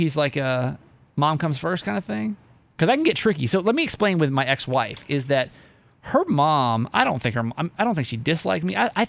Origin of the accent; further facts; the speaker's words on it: Philippines; Hey, I'm as Filipino as they come, baby.